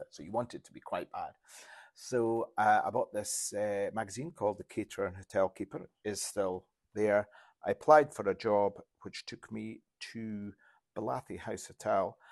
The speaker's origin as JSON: {"language": "English", "town": "Insch", "region": "Scotland", "country": "United Kingdom", "also_born_or_lived": "Grimsby", "said": "I'm from Inch"}